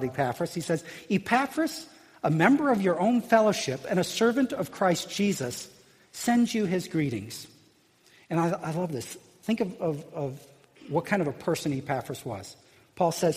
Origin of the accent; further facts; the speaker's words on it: Illinois, United States; growing up in Illinois